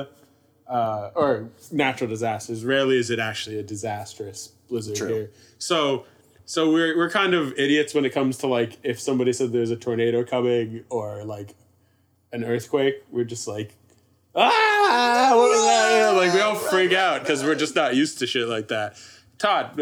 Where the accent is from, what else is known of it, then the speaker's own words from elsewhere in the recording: Canada; I'm Canadian